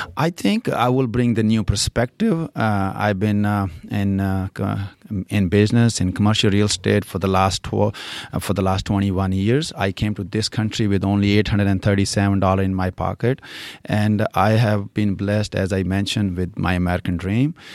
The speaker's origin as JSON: {"language": "English", "country": "India", "tie": "born or raised there", "also_born_or_lived": "California", "accent": "Indian", "second_language": "English", "moved": "as an adult", "lives_now": "Fishers, United States", "said": "I was born and raised in India, and when I was 21, I came to U.S."}